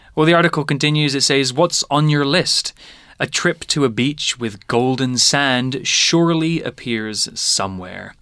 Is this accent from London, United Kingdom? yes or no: no; Lowestoft, East of England, United Kingdom; moved away as an adult; now in Taiwan; my hometown Lowestoft is in the east of England